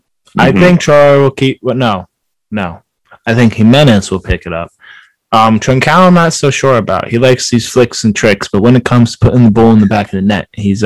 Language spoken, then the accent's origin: English; United States; We're American